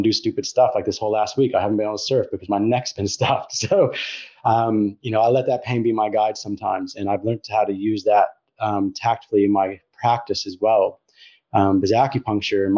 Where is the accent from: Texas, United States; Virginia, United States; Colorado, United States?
Colorado, United States; moved away; I grew up in the States, in Colorado.